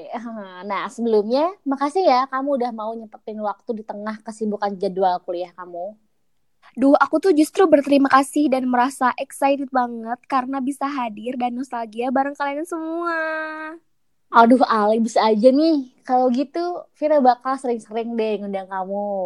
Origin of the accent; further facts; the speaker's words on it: West Java, Indonesia; Setuju ya, sebagai orang Sunda ya … tuh termasuk orang yang sering banget konsumsi singkong.